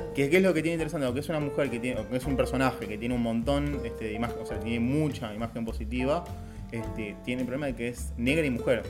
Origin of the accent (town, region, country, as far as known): Argentina